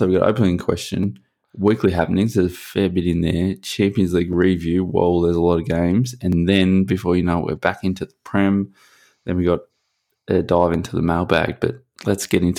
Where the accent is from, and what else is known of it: Liverpool, North West England, United Kingdom